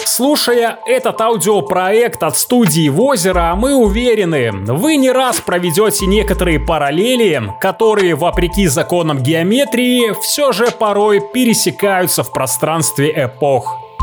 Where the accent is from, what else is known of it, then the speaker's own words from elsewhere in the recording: Belarus; мы белорусы